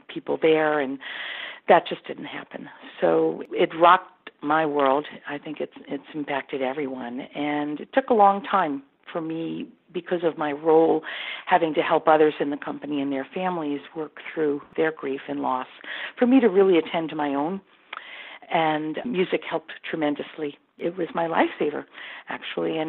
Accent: New York City, New York, United States; I was born in Brooklyn

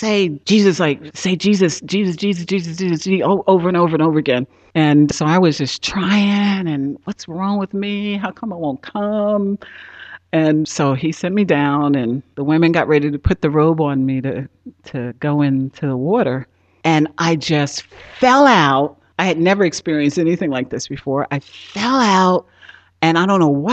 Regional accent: Newark, New Jersey, United States; I grew up in Newark, New Jersey, inner city, Newark, New Jersey

